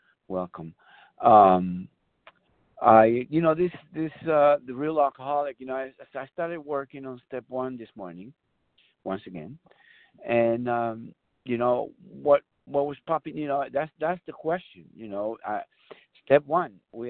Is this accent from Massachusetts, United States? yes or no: no; San Bernardino, California, United States; I'm from San Bernardino, California.